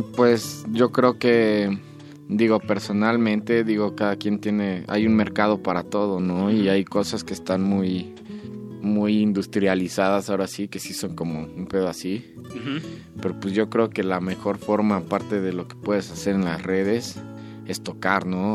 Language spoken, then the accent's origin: Spanish; Morelia, Michoacán, Mexico